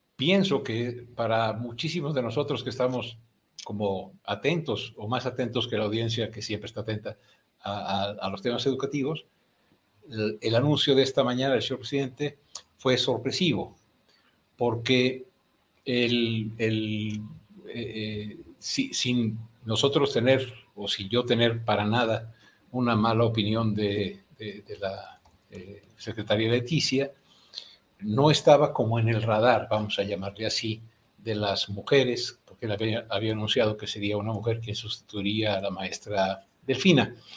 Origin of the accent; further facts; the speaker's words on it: Mexico; como buenos mexicanos